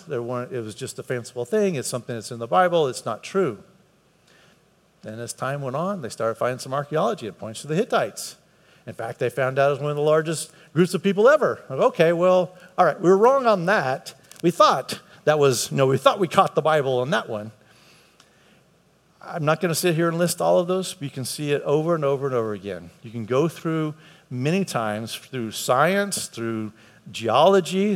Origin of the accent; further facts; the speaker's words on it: United States; I grew up in America, so that's why I'm a Christian.